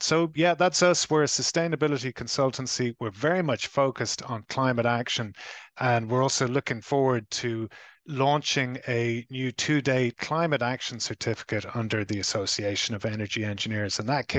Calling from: Ireland; I am dialing in from the Republic of Ireland on the other side of the Atlantic

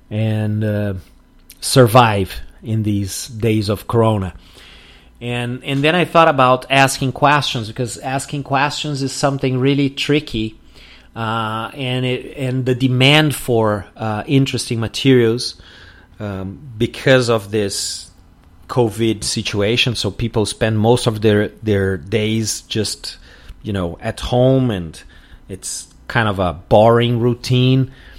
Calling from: Porto Alegre, Rio Grande do Sul, Brazil

